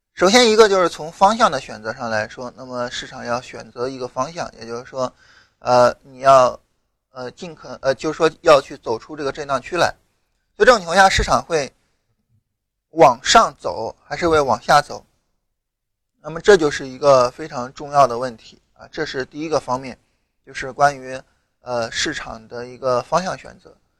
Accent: rural Shandong, China; 我老家山东农村的嘛

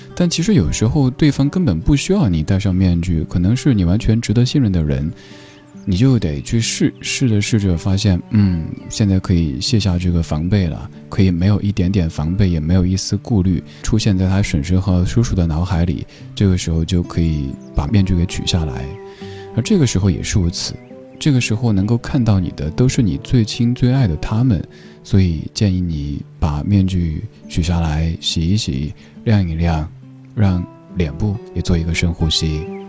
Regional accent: Sichuan, China; accent: Sichuan; 用我家乡人、四川人的口音来念，应该就是“大富法

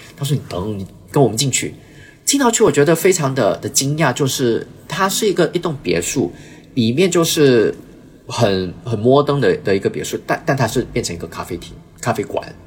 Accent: Brunei; moved away as an adult; also born or lived in Shanghai, China; now in Hong Kong; 那我是在文莱长大

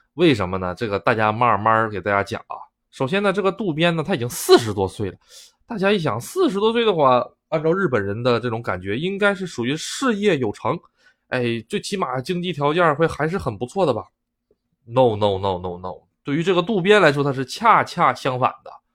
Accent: Northeast China, China; moved away as an adult; now in Japan; 我们东北的这种家乡话

